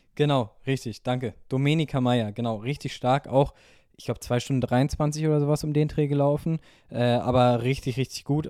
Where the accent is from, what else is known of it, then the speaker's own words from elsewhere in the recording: Wiesbaden, Hesse, Germany; meine Heimatstadt, ich will nicht gegen Wiesbaden äh, schießen